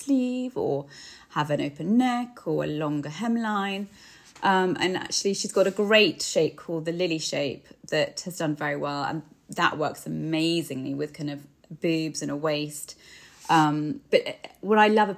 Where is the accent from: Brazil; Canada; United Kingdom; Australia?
United Kingdom; we're so British